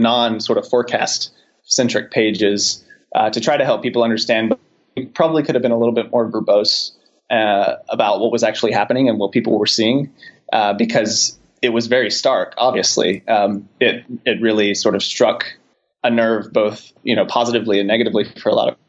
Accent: Charlotte, North Carolina, United States; I'm from North Carolina, so I know immediately to look at the small sliver of counties around Charlotte where I grew up

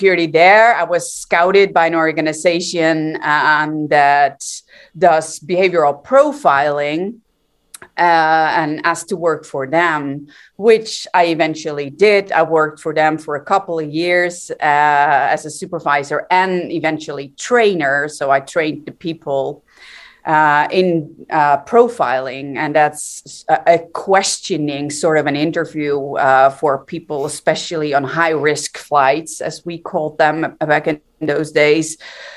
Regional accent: Netherlands; I'm from the Netherlands, born and raised.

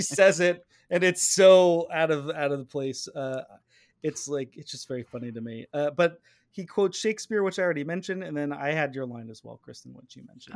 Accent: near Vacaville, the Bay Area, California, United States; she's from Vacaville. she's like right by my hometown

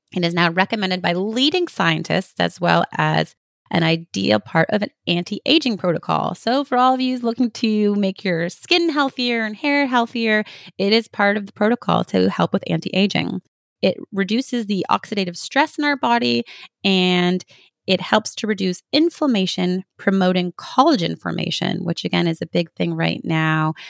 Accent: Canada; I'm from Canada. We spend half our years with snow

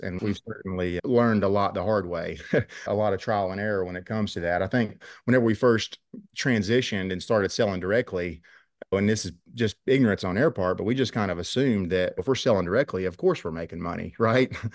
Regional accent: Rich Valley, Virginia, United States; I grew up here in Rich Valley. Our farm's located in Southwest Virginia

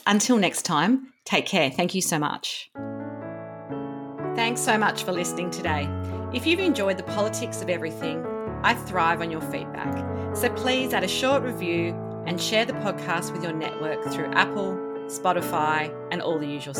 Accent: Woy Woy, New South Wales, Australia; I'm back living on the Central Coast now, but I grew up on the Central Coast and, you know, now it's sea change, you know, heaven for rich Sydneysiders. But, you know, growing up in Woi Woi wasn't like it is now.

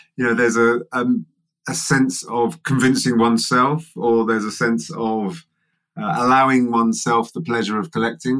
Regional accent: England, United Kingdom; I'm English

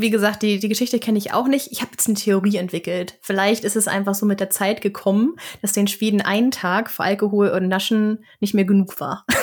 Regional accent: Flensburg, Schleswig-Holstein, Germany; Ich komme ja aus Flensburg, also aus der absoluten Grenzstadt

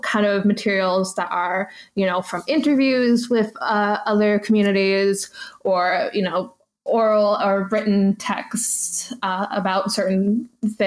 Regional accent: United States; I'm very American

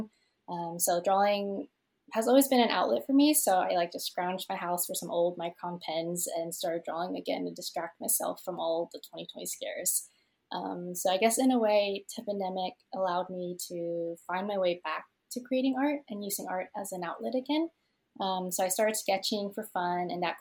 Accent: Tulsa, Oklahoma, United States; also born or lived in Vietnam; I was born in Vietnam and moved to the States when I was one, and I've been in Tulsa, Oklahoma since I was six

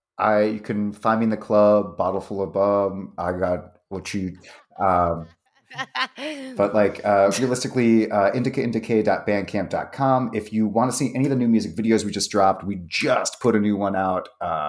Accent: East Coast, United States; I'm from the East Coast, so it's a nice homecoming.

